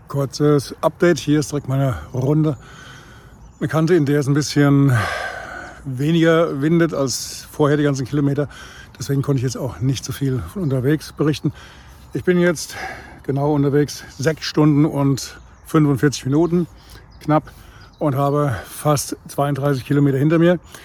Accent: Spessart and Vogelsberg, Hesse, Germany; wie es hier bei uns im Spessart und im Vogelsberg sich so gehört

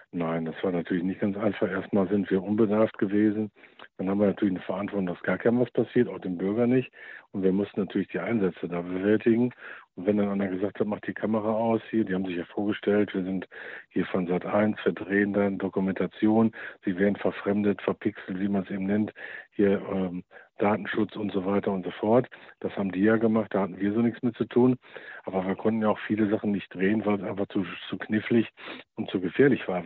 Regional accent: Germany; bei uns in Deutschland

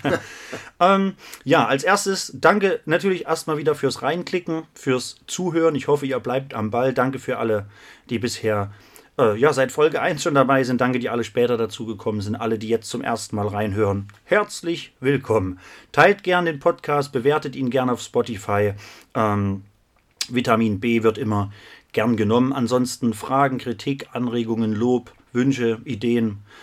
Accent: Krölpa, Thuringia, Germany; now in Jena, Germany; Ich bin heute im wunderschönen Krolpa in meinem Heimatdorf und nicht nur das, ich bin in meinem Elternhaus.

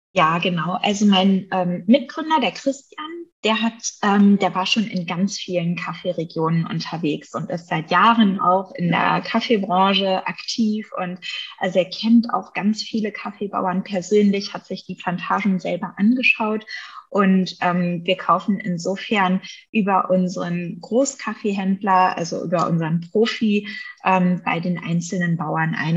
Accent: Bavaria, Germany; also born or lived in England; hier bei uns in Bayern

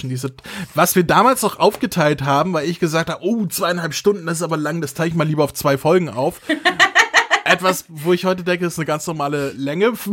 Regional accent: Germany; Ist ja deutsch. Wir sind ja Deutsche, ne? Da sagt man ja Jessica.

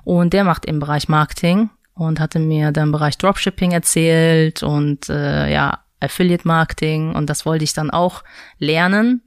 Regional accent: Mönchengladbach, North Rhine-Westphalia, Germany; also born or lived in Seoul, South Korea; now in Düsseldorf, Germany; geboren bin ich in Südkorea, ja. in Seoul. Bin mhm. dann mit sieben Jahren nach äh, Deutschland gezogen und genau, äh, habe in Mönchengladbach äh, meine Schule auch beendet

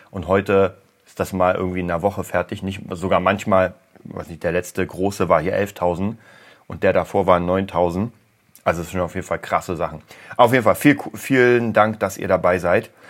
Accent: Berlin, Germany; Lustigerweise war ich gestern genau in der Gegend, wo ich aufgewachsen bin. Und ich muss euch sagen, also am Hermannplatz

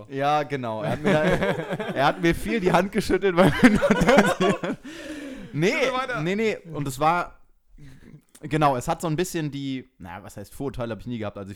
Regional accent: Switzerland; Hallo, ich bin aus der Schweiz.

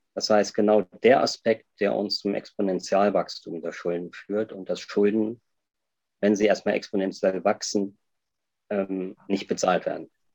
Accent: Germany; moved away as an adult; also born or lived in Jeddah, Saudi Arabia; now in Switzerland

